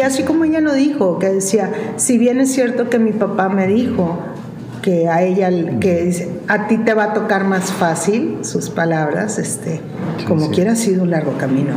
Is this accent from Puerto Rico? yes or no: no; Mexico; mi país